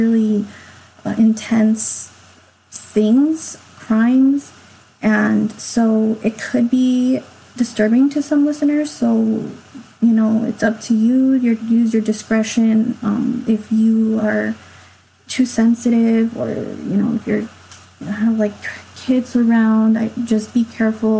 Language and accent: English; Los Angeles, California, United States; it was in my hometown. I'm from